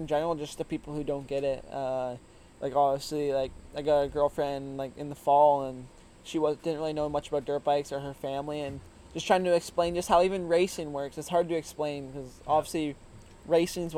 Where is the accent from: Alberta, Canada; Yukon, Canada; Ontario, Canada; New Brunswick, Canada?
Ontario, Canada; Woodstock; also born or lived in Simcoe, Ontario; I grew up in Woodstock, which is, like, the town you pull off of when you're heading to Gopher from the 401